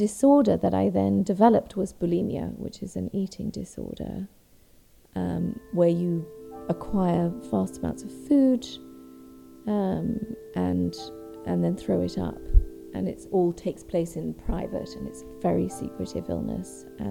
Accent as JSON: {"language": "English", "country": "Ethiopia", "tie": "born or raised there", "also_born_or_lived": "East Africa", "lives_now": "Brighton, United Kingdom", "said": "I live in Brighton. But I grew up in East Africa. I was born in Ethiopia and I lived all over East Africa following my father"}